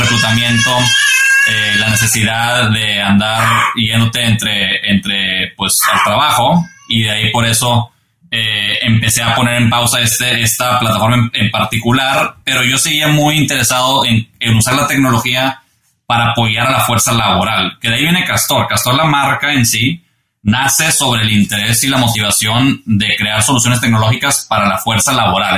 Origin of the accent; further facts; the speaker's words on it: Monterrey, Nuevo León, Mexico; moved away as an adult; now in United States; me fui de, estudiante eh, de Monterrey a estudiar la carrera acá